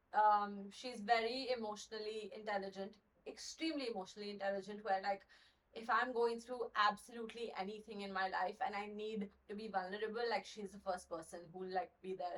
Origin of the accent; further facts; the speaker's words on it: Gurgaon, Haryana, India; moved away as an adult; also born or lived in Chennai, India / New Delhi, India; now in United States; I was born in India in this uh, in the city called Chennai, which okay. is like South India. But then I moved to New Delhi, and, and then I grew up in Gurgaon for the for the majority of my life